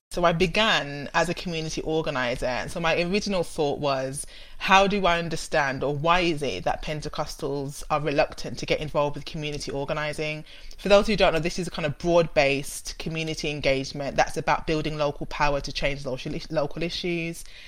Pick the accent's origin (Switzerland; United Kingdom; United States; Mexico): United Kingdom; Birmingham, West Midlands; accent: Brummie; I'm a Brummie, which you can hear and you'll hear more and more as we go through the conversation. And I grew up in in a city family in Birmingham